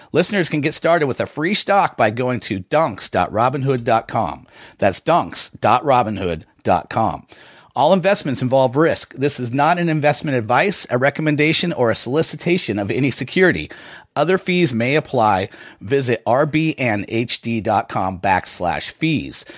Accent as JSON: {"language": "English", "area": "the Northwest", "region": "Pacific Northwest", "country": "United States", "tie": "born or raised there", "said": "I grew up in the Northwest."}